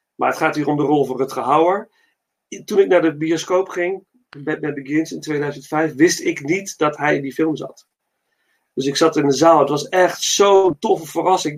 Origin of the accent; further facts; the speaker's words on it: Netherlands; ben ik trots als Nederlander